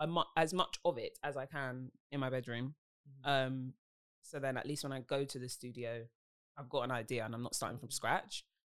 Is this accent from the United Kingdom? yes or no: yes; London, United Kingdom; I'm a singer from South London.